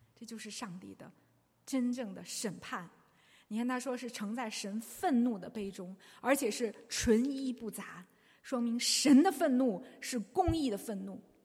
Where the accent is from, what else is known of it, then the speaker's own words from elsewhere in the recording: China; 我们中国人最知道这一个